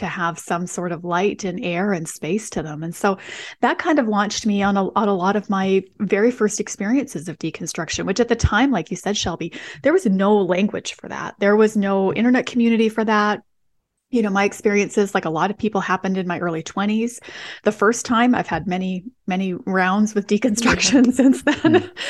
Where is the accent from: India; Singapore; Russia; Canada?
Canada; Western Canada; so I'm from Western Canada. And so I grew up in kind of more of a post-Christian environment in a lot of ways.